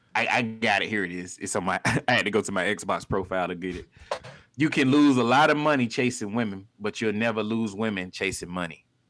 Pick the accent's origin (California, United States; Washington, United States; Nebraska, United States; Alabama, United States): Alabama, United States; Montgomery; moved away; I'm from Montgomery